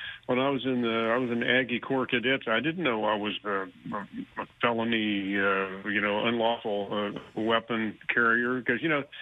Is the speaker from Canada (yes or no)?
no; Houston, Texas, United States; now in Austin, United States; I'm born and raised in Houston. I've lived up here in Austin for about 20 years